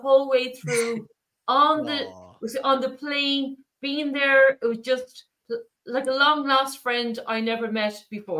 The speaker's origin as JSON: {"language": "English", "country": "Ireland", "said": "I'm very religious, I'm from Ireland"}